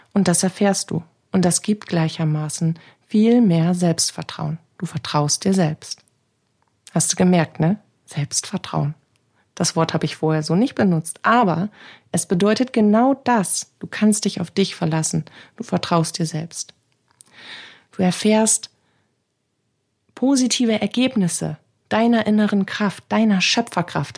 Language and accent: German; Bremen, Germany; Bei uns in Bremen